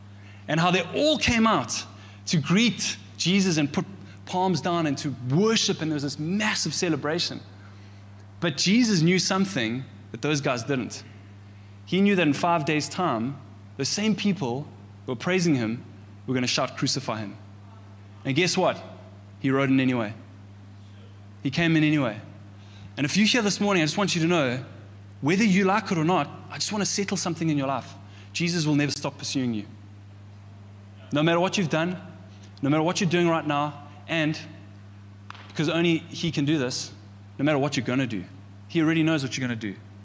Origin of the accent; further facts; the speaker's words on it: Pietermaritzburg, KwaZulu-Natal, South Africa; in Maritzburg, I grew up in the Methodist Church